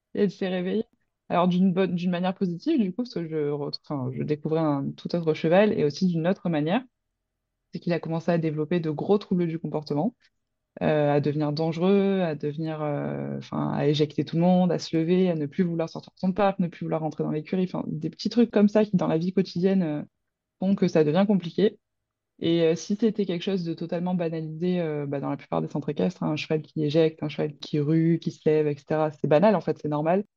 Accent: Roquevaire, Provence-Alpes-Côte d'Azur, France; je viens de Roquevert, donc à côté de Marseille, donc dans les Bouches-du-Rhône

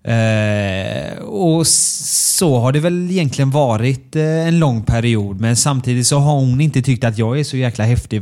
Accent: Björkö, Västra Götaland, Sweden; jag är från Björkö

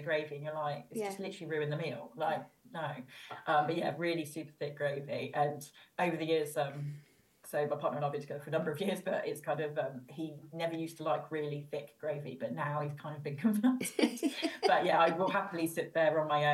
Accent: United Kingdom; Being British myself

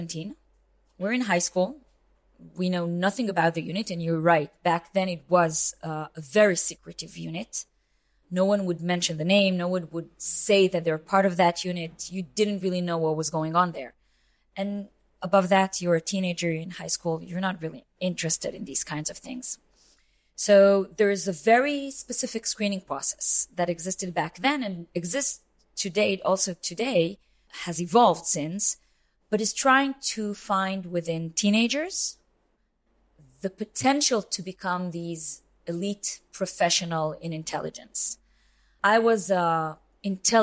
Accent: Israel; I'm born and raised in Israel. So I'm Israeli, but kind of citizen of the world.

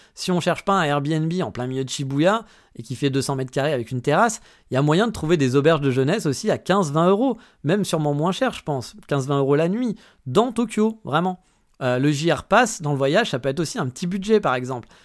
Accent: France; now in Japan; chez nous en France

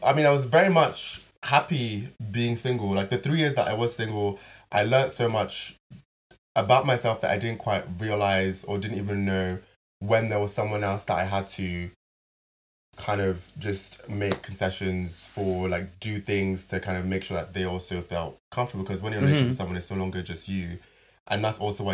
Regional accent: Nigeria; I'm Nigerian. I go back to Nigeria.

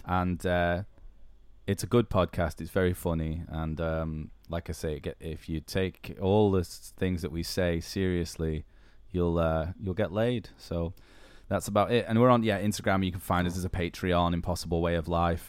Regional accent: the north of England, United Kingdom; moved away as an adult; now in Canada; being northern

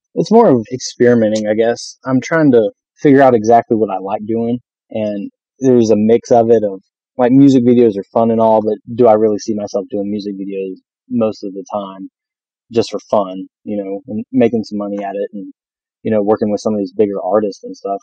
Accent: North Carolina, United States; accent: southern; I was born and raised in North Carolina

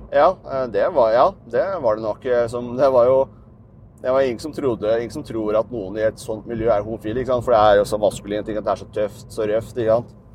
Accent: Dokka, Innlandet, Norway; moved away; Dokka, der jeg er fra

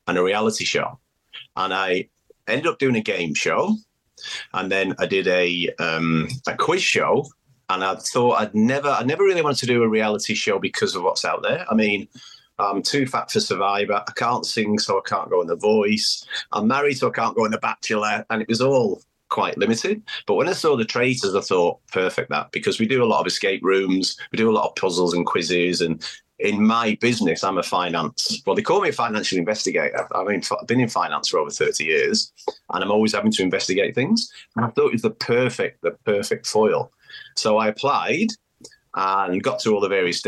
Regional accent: Manchester, North West England, United Kingdom; moved away as an adult; now in Australia; I'm from Manchester in the UK. So yeah, I've been in Australia over 30 years, so hence the accent

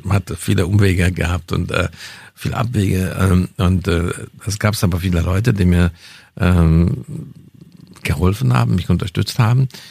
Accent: Hungary; first language Hungarian; German is a second language; moved away as an adult; also born or lived in Bavaria, Germany; now in Germany; meine kulturelle Wurzel in Ungarn habe, das ist meine Muttersprache, das ist, ich kenne die Kultur.

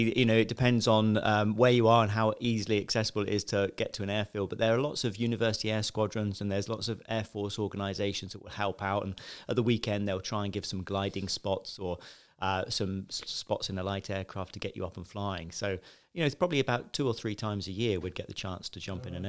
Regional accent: Westbourne, South East England, United Kingdom; I grew up in Chichester, Westbourne, a small village. And really ordinary childhood, you know, middle class family. Grew up in a small village, went to a state school

